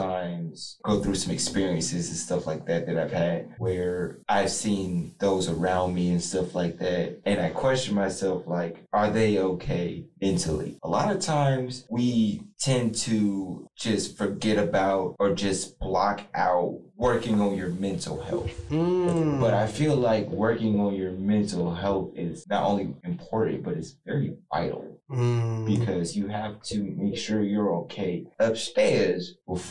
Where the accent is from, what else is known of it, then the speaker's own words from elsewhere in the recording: Columbus, Ohio, United States; also born or lived in Dayton, Ohio; came here to Columbus. I was raised here ever since